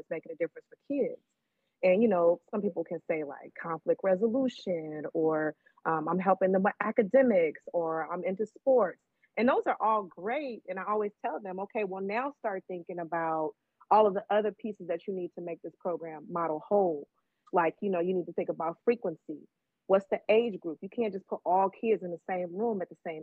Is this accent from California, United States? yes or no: yes; Oakland, California, United States; growing up in East Oakland